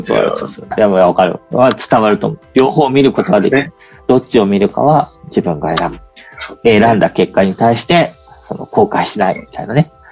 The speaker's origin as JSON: {"language": "Japanese", "region": "Yamanashi", "country": "Japan", "tie": "born or raised there", "said": "山梨の中の、そういうちょっと勉強する学校にいて"}